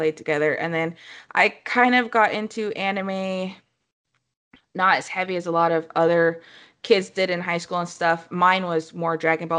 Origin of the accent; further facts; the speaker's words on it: Moscow, Idaho, United States; moved away as an adult; also born or lived in Oregon; I was born and raised in Moscow, Idaho